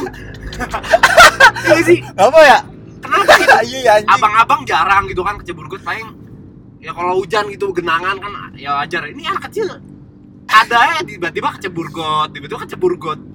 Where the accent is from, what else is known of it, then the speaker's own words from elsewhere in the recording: Pondok Cipta, West Java, Indonesia; Gua besar di Pondok Cipta sebagai anak yang apaan?